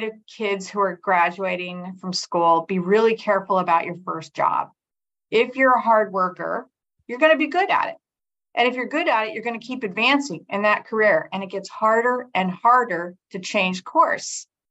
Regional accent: Colorado, United States; moved away; also born or lived in Southern California; I grew up in Colorado

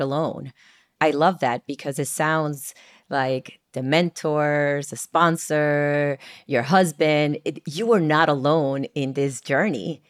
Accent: San Germán, Puerto Rico; I was born and raised in San Germán, Puerto Rico

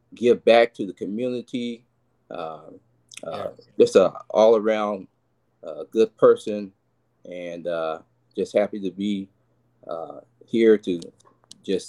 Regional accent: Richmond, California, United States; also born or lived in Martinez, California; I was born in Martinez, California, and raised in Richmond, California, which is the Bay Area

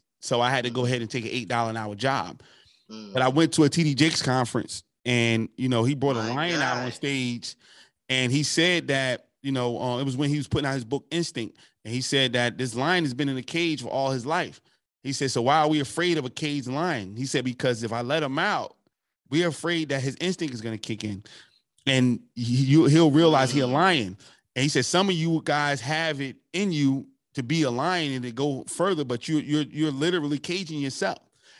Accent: New Jersey, United States; also born or lived in South Carolina; I left South Carolina. I came from Jersey, went to college, became a felon. You know, I was always hustling as a kid, got finally caught up to me, became a felon, moved to Maryland.

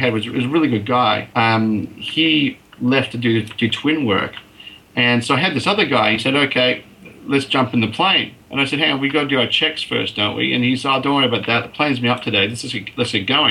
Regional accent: Canada; now in Australia; I actually was born in Australia, but I grew up in Canada.

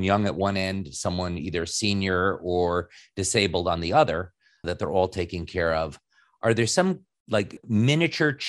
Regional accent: New York City, New York, United States; I grew up in New York City at the height of when the air and the environment was the absolute worst

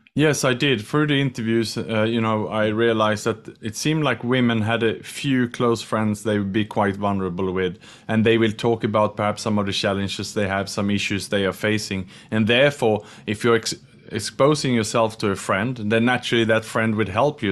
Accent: Sweden; English is a second language; moved away as an adult; also born or lived in Australia; now in Singapore; I'm from Sweden, but I'm in Singapore today

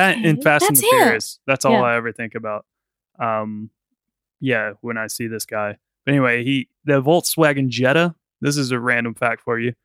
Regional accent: United States; born or raised there

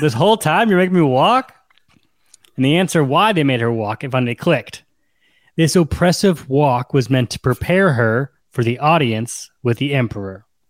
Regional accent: United States; we're American

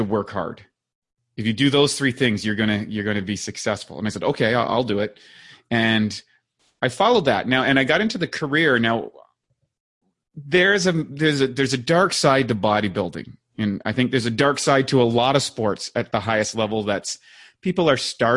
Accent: Northern Canada, Canada; growing up in Northern Canada, you know, in Canada, and playing hockey

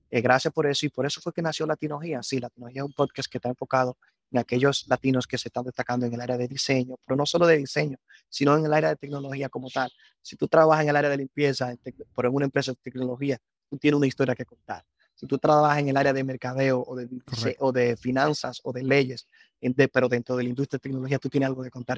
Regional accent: Constanza, La Vega, Dominican Republic; moved away as an adult; Soy nacido y crecido aquí en Dominicana

